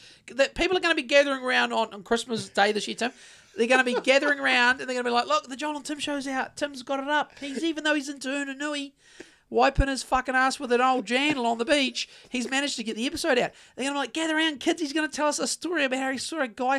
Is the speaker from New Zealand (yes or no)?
yes; Greymouth, West Coast, New Zealand; I'm from Greymouth.